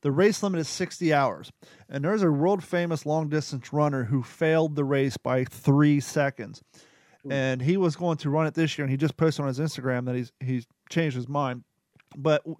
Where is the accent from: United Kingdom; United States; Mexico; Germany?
United States; Kentucky; I'm from Kentucky